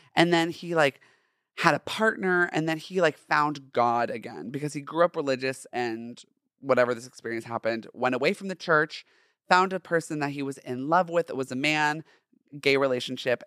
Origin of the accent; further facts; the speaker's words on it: Orange County, Southern California, United States; I grew up in Southern California, in Orange County specifically